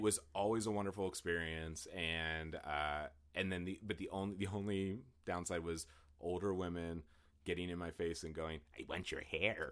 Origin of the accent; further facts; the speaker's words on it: Western Pennsylvania, United States; I grew up in Western Pennsylvania